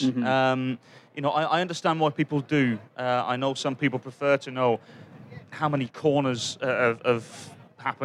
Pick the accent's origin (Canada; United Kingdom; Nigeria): United Kingdom; England; moved away; being an Englishman